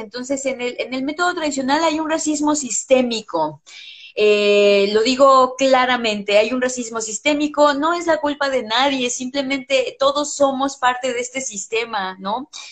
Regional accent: Mexico; first language English; mi experiencia como mujer mexicana

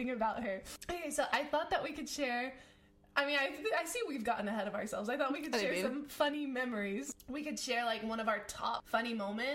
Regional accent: United States; I'm American

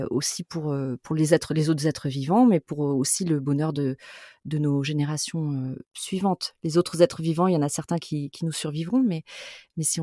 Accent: France; also born or lived in Toulouse / Bordeaux; je suis quand même fondamentalement plutôt océanique. Euh, je suis bordelaise et euh, ah toulousaine.

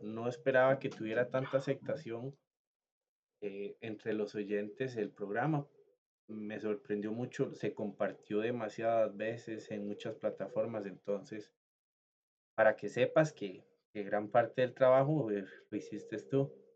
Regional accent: Costa Rica; yo soy costarricense

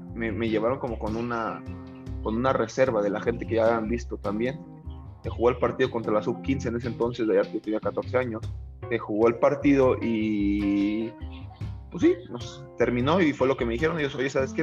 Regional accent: Mexico City, Mexico; nací un 4 de febrero de 1994 en la Ciudad de México, Clínica 32 de Acoxpa, Coyoacán

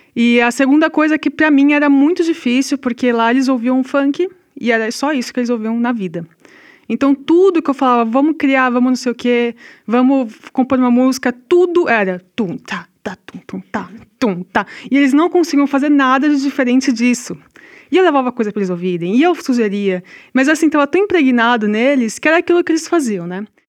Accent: São Paulo, Brazil; moved away; also born or lived in Rio Grande do Sul; eu sou de São Paulo, né? E em São Paulo, aqui nós estamos no Rio Grande do Sul, não estou acostumada

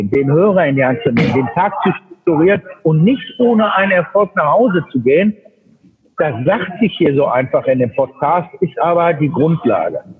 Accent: Münster, North Rhine-Westphalia, Germany; als ich letzte Woche in Münster in meiner Heimatstadt war oder in mhm. meinem Geburtsland, ich war ein Jahr, exakt ein Jahr nicht da.

